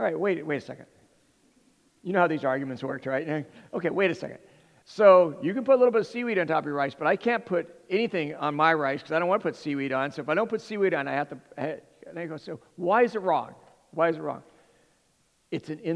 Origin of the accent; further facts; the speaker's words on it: Southern California, United States; now in Hawaii, United States; I come from, where I was raised in Southern California